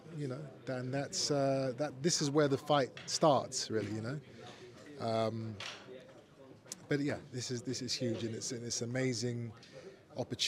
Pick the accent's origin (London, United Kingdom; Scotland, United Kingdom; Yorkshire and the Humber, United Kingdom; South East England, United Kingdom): South East England, United Kingdom; Brighton; we're gonna prepare diligently in England, in my hometown